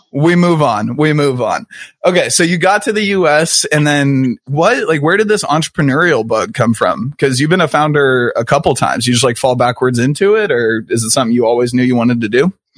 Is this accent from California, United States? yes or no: no; Kansas City, Missouri, United States; I grew up in Kansas City. I've been here my whole life